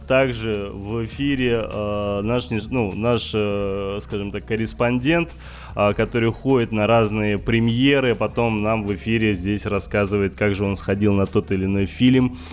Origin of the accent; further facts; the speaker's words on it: Dagestan, Russia; сам дагестанец